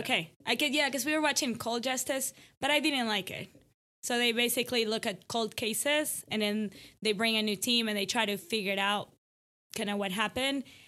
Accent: Ecuador; now in Allen, TX, United States; I'm from Ecuador

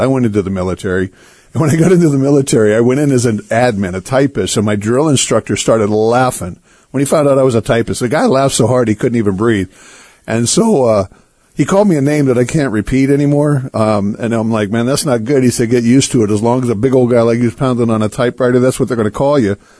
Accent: United States; I'm an American. Come on. I'm born in America.

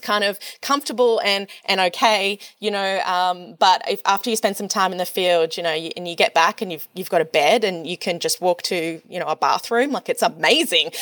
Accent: Australia; as an Australian

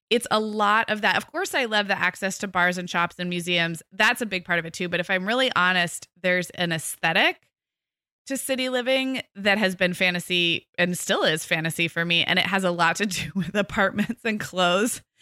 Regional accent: West Coast, United States; I grew up on the West Coast with a lot of newer newer cities

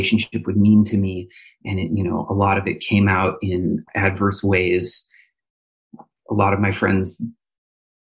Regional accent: Minneapolis, Minnesota, United States; now in Indianapolis, United States; I am from Minneapolis, Minnesota

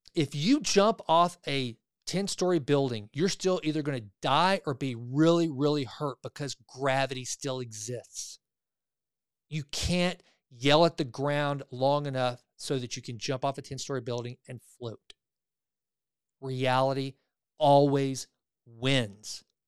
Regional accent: the South, United States; I grew up in the South, right? I grew up in the buckle of the Bible Belt

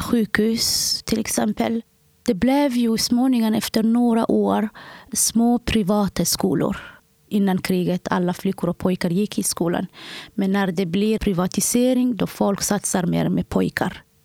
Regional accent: Somalia; now in Sweden; Jag kommer från Somalia.

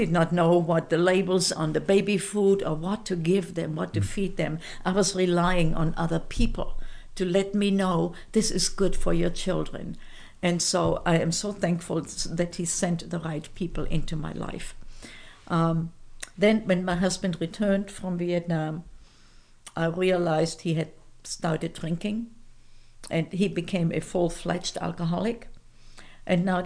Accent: Fulda, Hesse, Germany; first language German; English is a second language; moved away as an adult; also born or lived in Frankfurt; my hometown where we lived then in Fulda, Germany

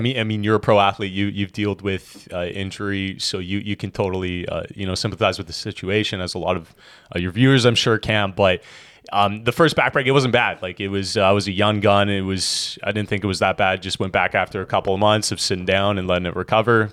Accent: Edmonton, Alberta, Canada; moved away as an adult; now in Kelowna, Canada; originally born and raised in Edmonton, Alberta

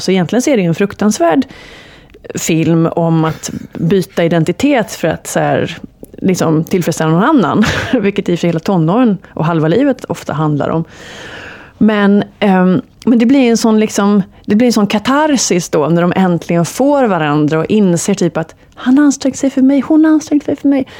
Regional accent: Gothenburg, Västra Götaland, Sweden; Jag är från Göteborg

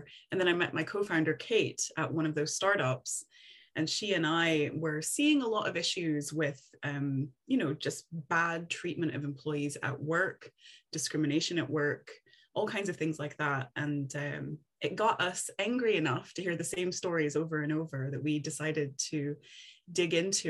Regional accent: Tennessee, United States; moved away as an adult; now in Scotland, United Kingdom; So I'm originally from Tennessee, and I moved over to Scotland first to do my master's degree. And then I liked it so much, I decided to stay.

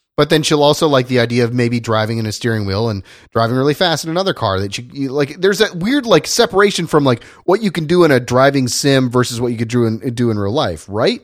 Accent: Indiana, United States; I grew up in Indiana

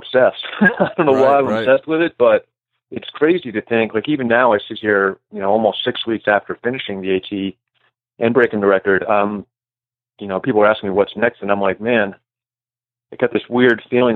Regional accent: New Hampshire, United States; I grew up sort of near the trail. I lived in New Hampshire when I was a kid.

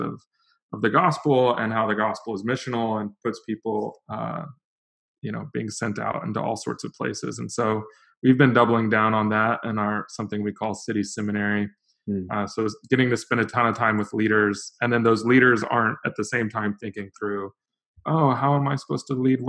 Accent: Lisbon, Portugal; also born or lived in Portland, United States; now in Los Angeles, United States; I grew up in Western Europe, in Lisbon, Portugal. That's actually where my wife is from.

